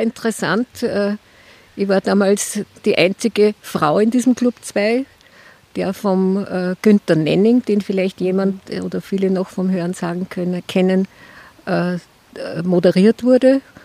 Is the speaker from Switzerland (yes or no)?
no; Austria; bei uns in Österreich